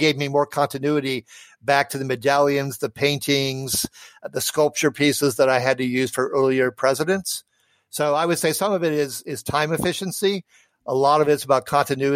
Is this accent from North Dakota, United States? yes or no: yes; North Dakota, United States; my home state. I was born in North Dakota.